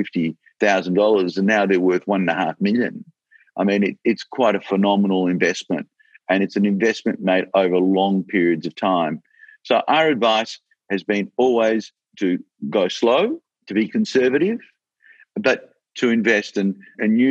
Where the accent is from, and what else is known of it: Australia